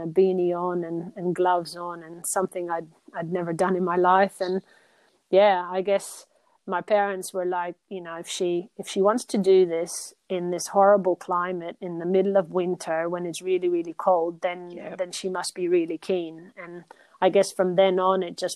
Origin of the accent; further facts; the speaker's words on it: Rio de Janeiro, Brazil; also born or lived in Netherlands / Belgium; now in Australia; I grew up in Brazil, in Rio de Janeiro